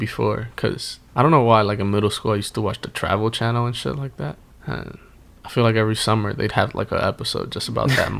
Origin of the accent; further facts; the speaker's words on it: Northeast, United States; we were growing up in the Northeast